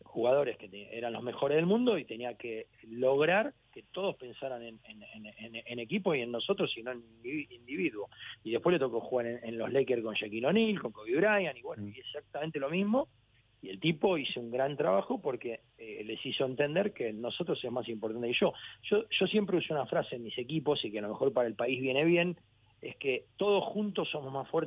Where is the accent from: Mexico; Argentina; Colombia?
Argentina; also born or lived in Brussels, Belgium / Cagliari, Italy / Barcelona, Spain / Gran Canaria, Spain; soy argentino hasta el alma, tengo la bandera tatuada en mi brazo